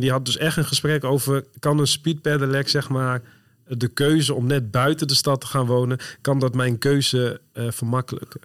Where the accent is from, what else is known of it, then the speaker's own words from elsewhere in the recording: Northerners, northern Netherlands, Netherlands; we als Noorderlingen